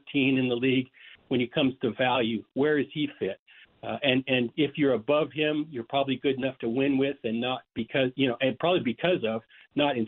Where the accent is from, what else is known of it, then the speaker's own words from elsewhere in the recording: Idaho, United States; moved away; also born or lived in Washington / Oregon; I'm born and raised in Idaho and lived in Washington, Oregon